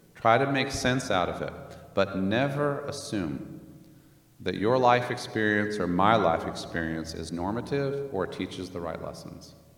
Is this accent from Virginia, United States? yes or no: yes; Northern Virginia, United States; also born or lived in Germany; we were then raised in Northern Virginia.